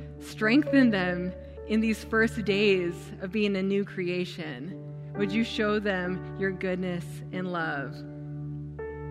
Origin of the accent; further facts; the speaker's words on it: United States; also born or lived in Afghanistan; I couldn't stop being American. I mean, I look very American